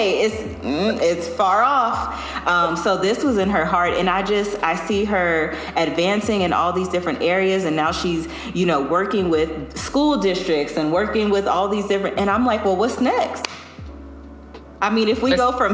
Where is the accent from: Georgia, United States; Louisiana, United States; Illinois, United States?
Louisiana, United States; We're both from Louisiana